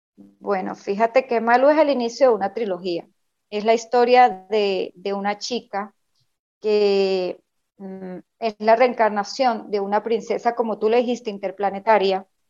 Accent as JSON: {"language": "Spanish", "country": "Venezuela", "said": "soy venezolana"}